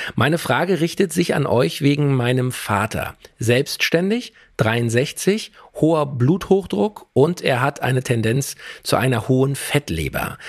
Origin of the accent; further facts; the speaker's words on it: Germany; bei uns in Deutschland